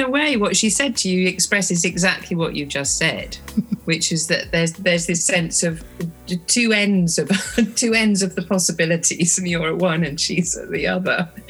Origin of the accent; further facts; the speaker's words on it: Bristol, South West England, United Kingdom; I grew up in Bristol, which in the sort of late 70s was really a reggae city.